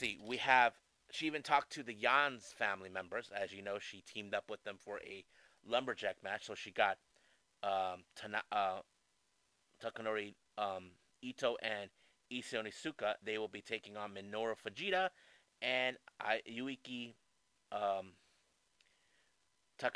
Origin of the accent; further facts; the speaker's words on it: San Diego, California, United States; here in my hometown in San Diego, California